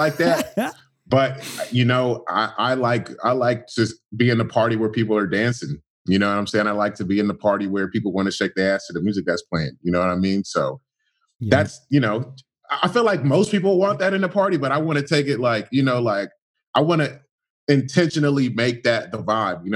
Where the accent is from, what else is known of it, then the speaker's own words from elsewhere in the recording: Inland Empire, California, United States; I'm from right outside of LA. I'm from, like, the IE